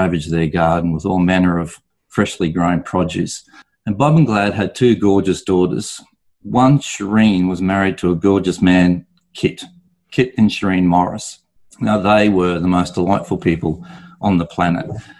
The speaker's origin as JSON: {"language": "English", "town": "Brisbane", "region": "Queensland", "country": "Australia", "also_born_or_lived": "London, United Kingdom / Noosa, Australia", "said": "I'm from Brisbane originally, did my apprenticeship here in Brisbane"}